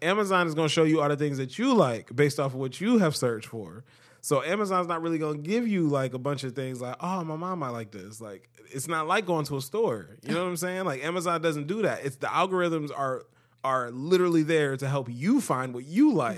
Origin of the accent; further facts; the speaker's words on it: Cleveland, Ohio, United States; also born or lived in Akron, Ohio; I'm from Cleveland